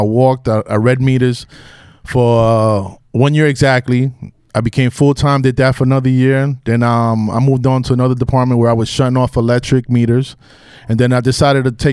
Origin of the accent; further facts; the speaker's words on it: New York City, New York, United States; also born or lived in Bronx; I was born and raised in the Heights and back and forth from the Bronx to the Heights